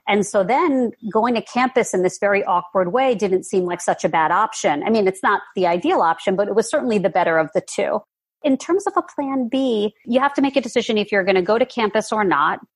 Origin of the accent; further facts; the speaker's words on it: New York, United States; I'm a New Yorker